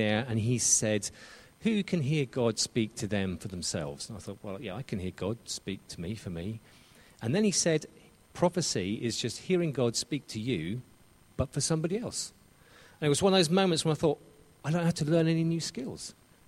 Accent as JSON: {"language": "English", "region": "England", "country": "United Kingdom", "said": "I'm English."}